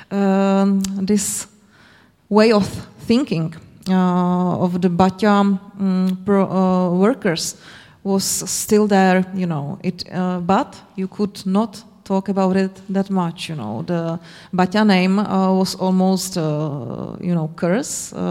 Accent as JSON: {"language": "English", "town": "Zlín", "region": "Zlín Region", "country": "Czechia", "moved": "yes", "said": "I'm from Zlin. And uh, I, I still have this feeling, and I don't live here anymore."}